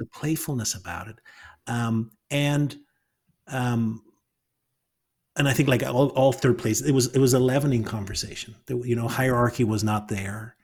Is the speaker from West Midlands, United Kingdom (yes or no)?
no; Northern Ireland, United Kingdom; moved away; coming out of Northern Ireland